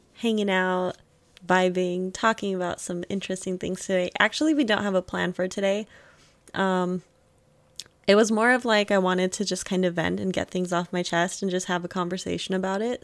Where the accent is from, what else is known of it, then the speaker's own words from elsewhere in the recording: Germany; moved away; I was born in Germany.